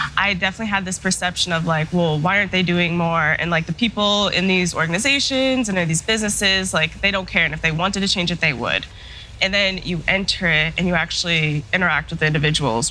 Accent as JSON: {"language": "English", "town": "Denver", "region": "Colorado", "country": "United States", "tie": "born or raised there", "also_born_or_lived": "Michigan / Chicago", "said": "I was born and raised in Denver, Colorado"}